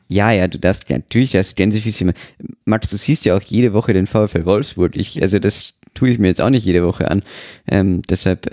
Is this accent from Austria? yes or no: yes; Austria; als Österreicher